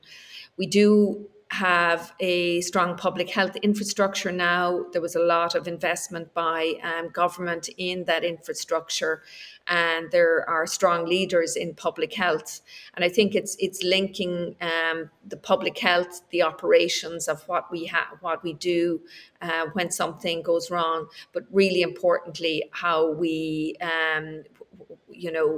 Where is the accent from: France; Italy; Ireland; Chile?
Ireland; also born or lived in United States; we're Irish